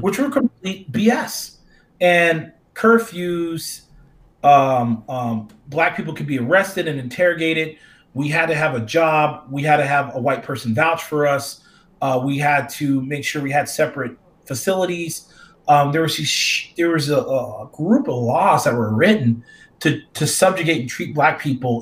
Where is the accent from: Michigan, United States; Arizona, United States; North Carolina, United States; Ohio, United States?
Arizona, United States; Phoenix; my hometown in Phoenix